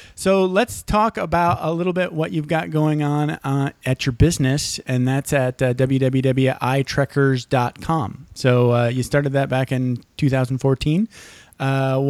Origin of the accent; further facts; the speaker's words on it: Michigan, United States; moved away as an adult; See, I grew up in Michigan. I left when I was 18.